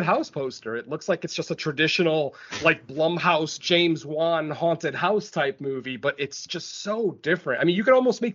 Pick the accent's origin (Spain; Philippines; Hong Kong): Spain; now in United States; my home country, the country that I was born in.